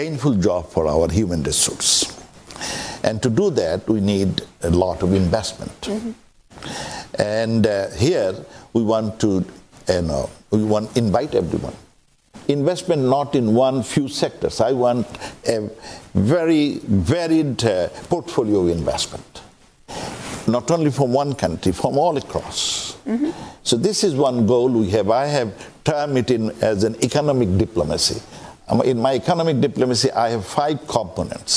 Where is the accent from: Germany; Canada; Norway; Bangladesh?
Bangladesh